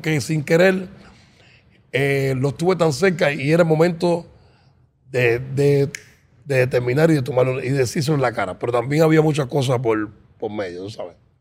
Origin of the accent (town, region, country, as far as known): Cuba; moved away